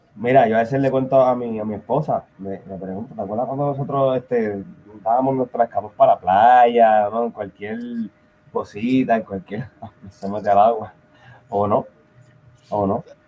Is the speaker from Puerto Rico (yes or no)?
yes; Puerto Rico; moved away; nosotros somos puertorriqueños